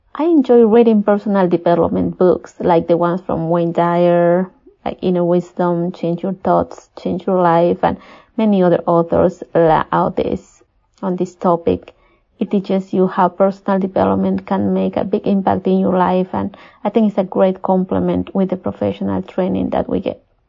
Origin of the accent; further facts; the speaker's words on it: Peru; I was born and raised in Peru